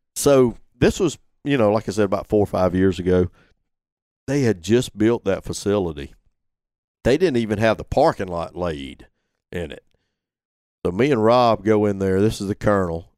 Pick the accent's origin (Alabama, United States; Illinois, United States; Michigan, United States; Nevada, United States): Alabama, United States; Gilbertown; moved away as an adult; Went back to my hometown